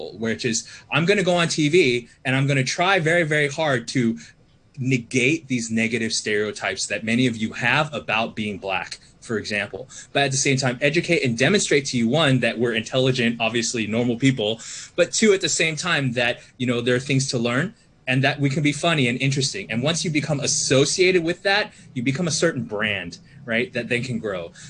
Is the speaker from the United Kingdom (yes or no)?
no; Australia; and I guess I'm Australian as well